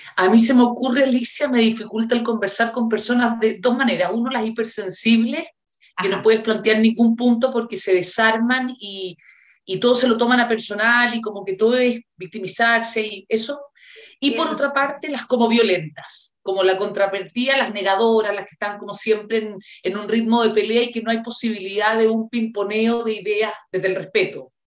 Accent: Brazil; Spanish is a second language; moved away; yo soy brasileña

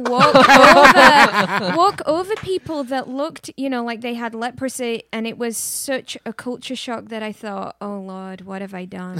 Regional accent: England, United Kingdom; now in Austin, United States; I grew up in England, influenced by a lot of music

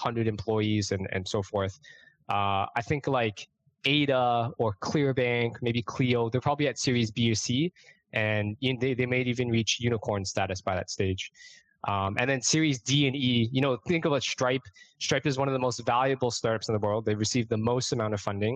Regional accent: Toronto, Ontario, Canada; moved away as an adult; also born or lived in Brooklyn, New York; now in New York City, United States; I'm born and raised in Toronto, Canada

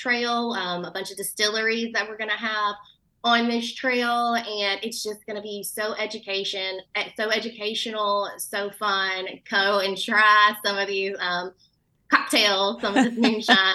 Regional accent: Martinsville, Virginia, United States; I grew up here in Martinsville and Henry County

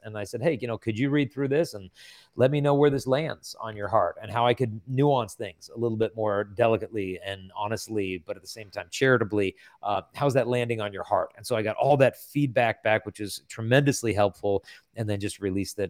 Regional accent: San Diego, California, United States; I'm from San Diego, so it's all good.

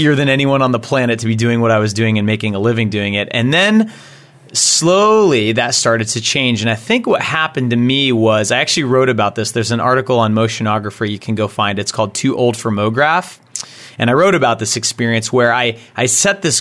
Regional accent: Texas, United States; now in Massachusetts, United States; I'm originally from Texas

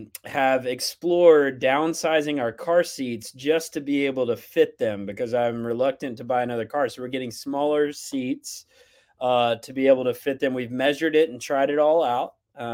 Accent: Texas, United States; I am Texan through and through.

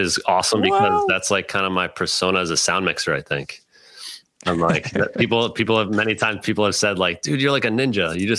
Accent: New York, United States; also born or lived in Baltimore, Maryland; What I tell people is I was born in Baltimore. A lot of my family roots are there. And then I was in high school in Westchester, New York.

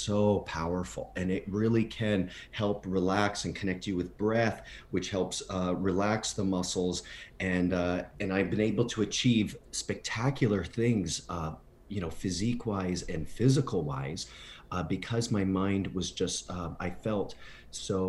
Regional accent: near Windsor, Ontario, Canada; also born or lived in Broadway, New York / Los Angeles; now in Palm Springs, United States; in the small town that I grew up in near Windsor, Ontario

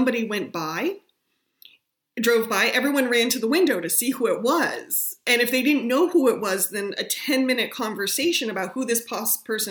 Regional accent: Whitingham, Vermont, United States; also born or lived in Wilmington, Vermont; I spent some time growing up in Wilmington. I spent many years, in Whitingham.

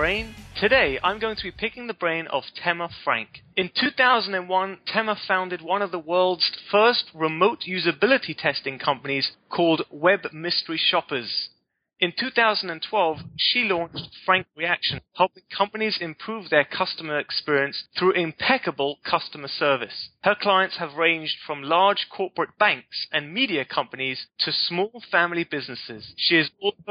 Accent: London, United Kingdom; accent: British; moved away as an adult; also born or lived in California; now in Israel; I'm from London

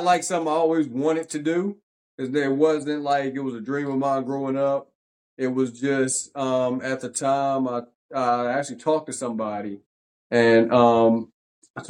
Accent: Danville, Virginia, United States; moved away as an adult; now in Charlotte, United States; So we're both from Danville, Virginia. Both went to George Washington High School

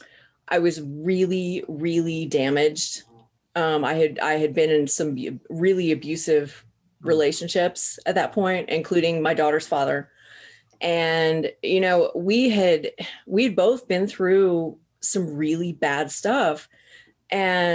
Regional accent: Southern Missouri, United States; I grew up in Southern Missouri.

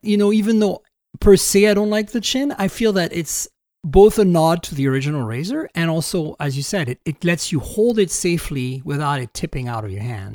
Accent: Canada; moved away; I'm Canadian

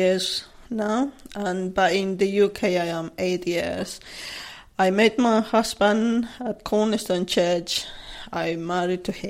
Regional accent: Cochabamba, Bolivia; English is a second language; moved away as an adult; now in Chessington, United Kingdom; I'm originally from Bolivia, a city called Cochabamba

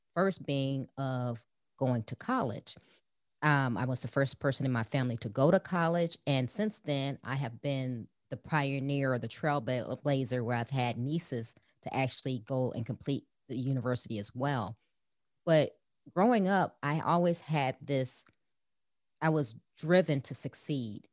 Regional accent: Chicago, Illinois, United States; I grew up in Chicago, the youngest of four children

